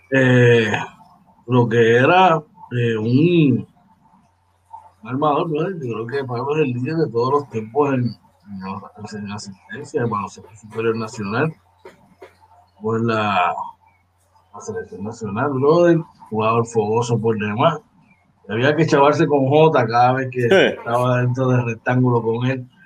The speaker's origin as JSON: {"language": "Spanish", "country": "Puerto Rico", "said": "Todos somos ciudadanos americanos, ¿verdad? Somos boricuas y por nacimiento, ¿verdad? Y por territorio, somos ciudadanos americanos."}